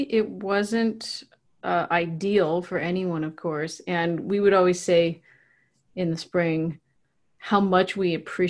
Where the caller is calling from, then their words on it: Puyallup, Washington, United States; I am in Puyallup, Washington.